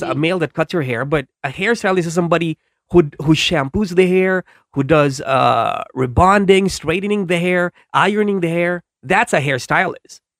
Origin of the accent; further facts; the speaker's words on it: Philippines; I'm from the Philippines